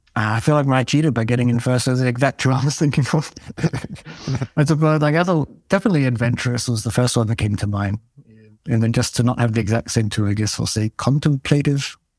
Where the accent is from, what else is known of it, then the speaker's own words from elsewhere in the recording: Australia; moved away as an adult; now in Aarhus, Denmark; I'm actually from Australia originally.